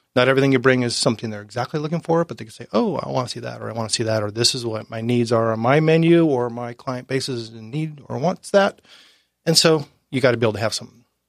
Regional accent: Laguna Niguel, California, United States; moved away as an adult; now in Oceanside, United States; I grew up in Orange County.

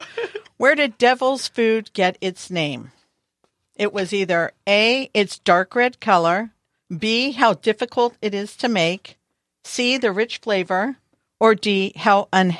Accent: Bakersfield, California, United States; I'm from Bakersfield

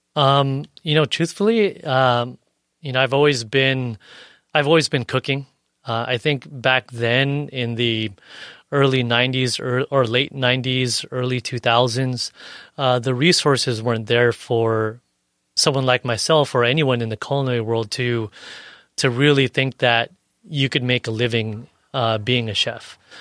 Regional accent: National City, California, United States; also born or lived in San Ysidro / Paradise Hills / Bonita; I grew up in National City

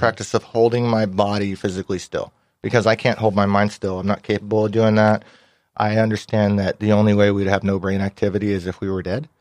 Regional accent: Ventura County, California, United States; I grew up in Ventura County.

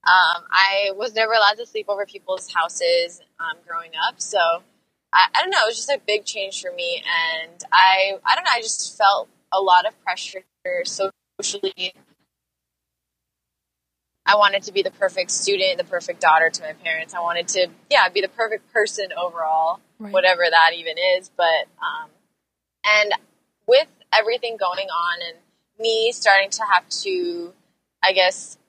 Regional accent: Los Angeles, California, United States; I actually grew up in the same house my whole life. I'm still living in it now. I've been in LA for almost 24 years

